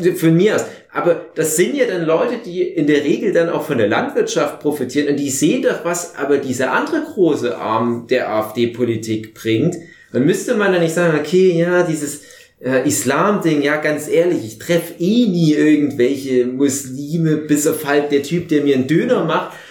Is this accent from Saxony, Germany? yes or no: yes; Saxony, Germany; bei uns in Sachsen